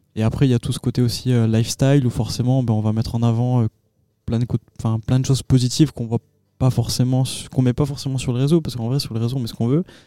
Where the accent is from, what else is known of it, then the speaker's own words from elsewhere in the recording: Agen, Nouvelle-Aquitaine, France; je suis originaire euh, d'Agen.